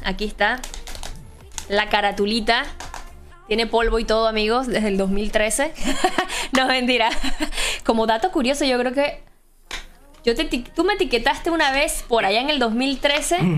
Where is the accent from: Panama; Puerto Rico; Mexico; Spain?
Panama; Boquete, Chiriquí; yo soy de Boquete